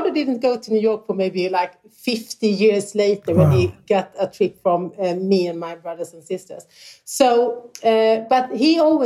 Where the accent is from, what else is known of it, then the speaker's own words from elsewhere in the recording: Småland, Sweden; also born or lived in Malmö, Sweden; the little village that I grew up in after moving from Malmö. We moved to the countryside in Småland